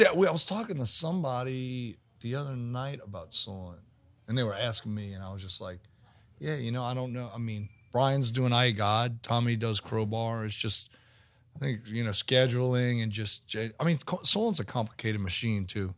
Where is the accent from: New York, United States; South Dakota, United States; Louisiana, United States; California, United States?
Louisiana, United States; Metairie; born or raised there; also born or lived in New Orleans